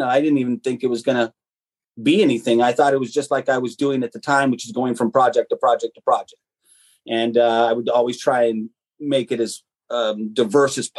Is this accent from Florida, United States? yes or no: no; Colorado Springs, Colorado, United States; also born or lived in Tucson, Arizona; My dad was in the military, so we moved to his final station in Colorado Springs, Colorado, and that's where I grew up.